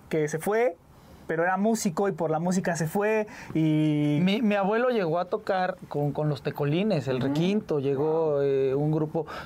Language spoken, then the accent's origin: Spanish; Saltillo, Coahuila, Mexico; also born or lived in Mazatlán, Mexico; Mira, nacimos en Mazatlán, Sinaloa, pero pues ya radicamos desde hace mucho tiempo, viajamos a la ciudad de Saltillo, Coahuila, estuvimos mucho tiempo allá